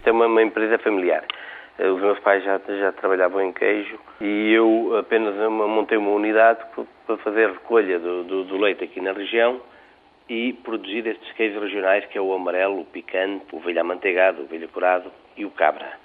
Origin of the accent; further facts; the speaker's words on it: Portugal; somos portugueses